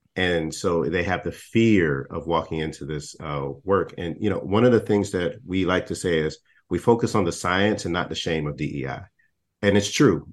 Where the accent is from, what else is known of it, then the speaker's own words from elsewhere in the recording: Texas, United States; I'm not from Florida, I'm from Texas